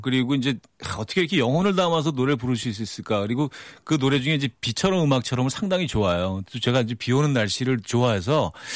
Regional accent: New York area, United States; moved away; 저는 뉴욕 쪽이라

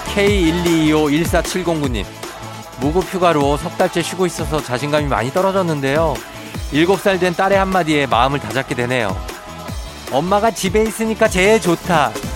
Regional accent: Seoul, South Korea; 저도 할아버지 고향이 이쪽인 거지. 마산 뭐 그쪽인 거지. 제 고향은 이제 서울이죠

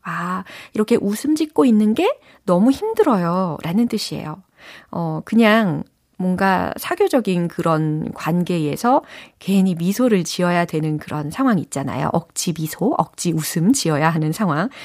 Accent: South Korea

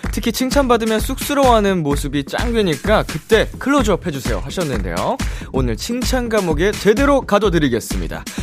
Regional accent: United States; now in South Korea; 저는 아예 국적도 미국인이고요.

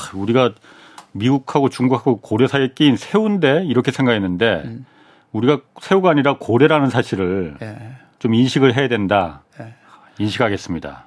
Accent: South Korea; 약간 한국인으로서

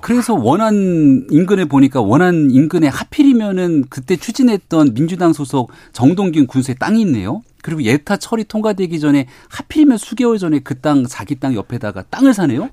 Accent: Seoul, South Korea; 제 광진에서 태어나서 자라고

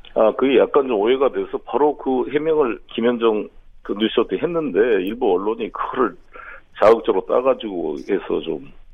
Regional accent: Honam, South Korea; moved away; also born or lived in Incheon; 호남 출신으로

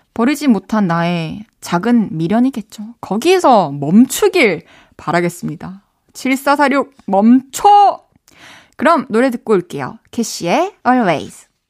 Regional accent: Changwon, South Gyeongsang, South Korea; moved away as an adult; also born or lived in Busan; now in Seoul, South Korea; 어렸을 때부터 이제 막 마산에서 초중고 다니고 또 대학교는 또 부산에서 다니다 보니까

